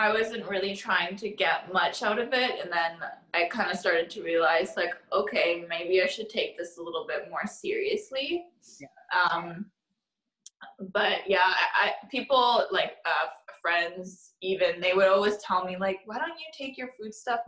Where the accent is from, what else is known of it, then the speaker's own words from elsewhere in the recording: Vancouver, British Columbia, Canada; also born or lived in Toronto; born and raised here in Vancouver.